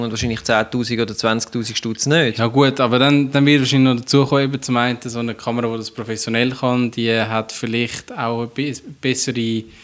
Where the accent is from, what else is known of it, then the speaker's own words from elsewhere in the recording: Switzerland; was praktisch ja sowieso niemand mehr hat bei uns in der Schweiz